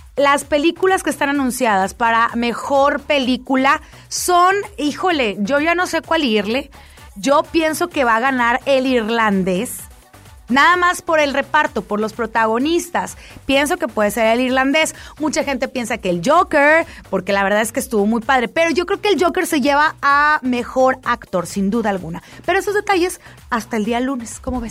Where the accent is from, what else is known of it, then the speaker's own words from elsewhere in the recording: Monterrey, Nuevo León, Mexico; soy regia